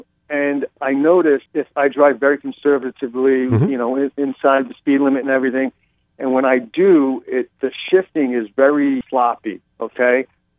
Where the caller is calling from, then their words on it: Fort Lauderdale, Florida, United States; Florida, Fort Lauderdale.